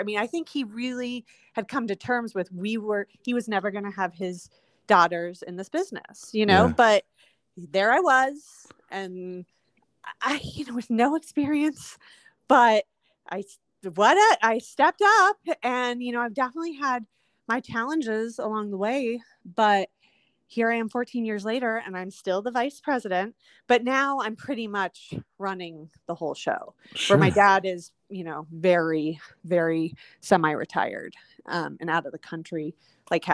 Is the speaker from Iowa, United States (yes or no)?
yes; Des Moines, Iowa, United States; moved away; also born or lived in Seattle; growing up in Des Moines